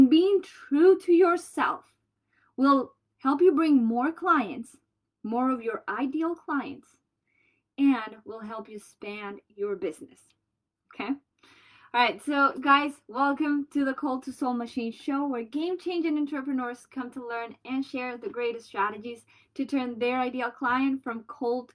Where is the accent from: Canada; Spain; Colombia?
Colombia; accent: Colombian; moved away; I have my Colombian accent